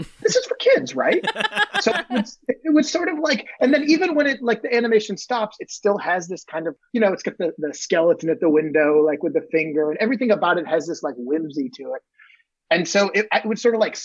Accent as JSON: {"language": "English", "region": "Maine", "country": "United States", "tie": "born or raised there", "said": "I grew up in Maine in a small, tiny town on the coast, just kind of close to Nova Scotia"}